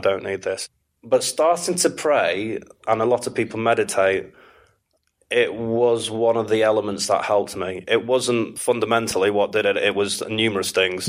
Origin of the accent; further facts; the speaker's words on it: Manchester, North West England, United Kingdom; moved away as an adult; also born or lived in Istanbul / Morocco / New York / Miami; I was born and raised in Manchester. I mm. uh, grew up just outside of Manchester, though, just in between Knutsford and Altrincham